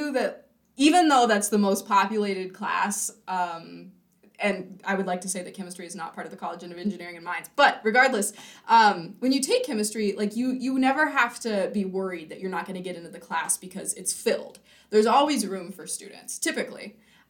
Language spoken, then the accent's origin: English; California, United States; moved away as an adult; now in Grand Forks, United States; since I'm from California